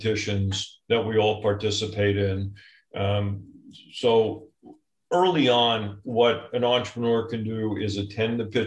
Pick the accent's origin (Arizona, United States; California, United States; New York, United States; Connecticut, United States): New York, United States; I'm a New Yorker